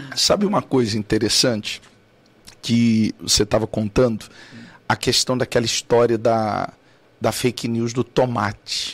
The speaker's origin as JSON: {"language": "Portuguese", "town": "Cuiabá", "region": "Mato Grosso", "country": "Brazil", "tie": "born or raised there", "said": "eu sou cuiabano, lá de Cuiabá, Mato Grosso."}